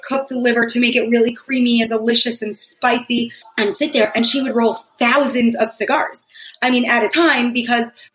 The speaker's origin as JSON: {"language": "English", "area": "Long Island", "region": "New York", "country": "United States", "tie": "born or raised there", "also_born_or_lived": "Manhattan, New York", "moved": "as an adult", "lives_now": "Israel", "said": "I spent my whole life in Long Island"}